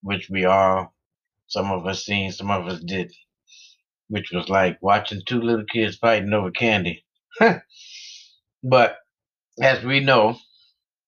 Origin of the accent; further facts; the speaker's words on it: United States; we as the American people